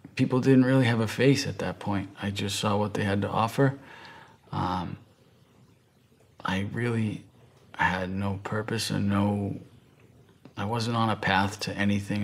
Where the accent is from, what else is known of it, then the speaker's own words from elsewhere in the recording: right outside of Boston, Massachusetts, United States; I'm from the East Coast, from Massachusetts, right outside of Boston. Very, uh, very competitive where I'm from